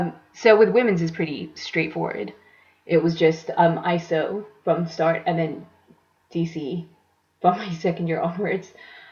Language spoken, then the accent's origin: English; Saudi Arabia; So I grew up in Saudi Arabia, and I went to an international school